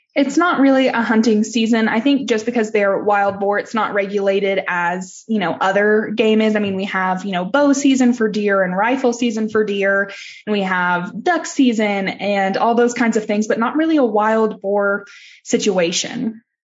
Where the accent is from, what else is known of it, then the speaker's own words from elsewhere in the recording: Texas, United States; I'm from Texas